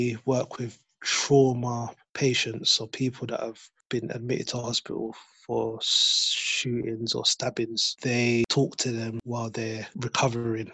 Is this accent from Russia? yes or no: no; London, United Kingdom; I grew up in Brixton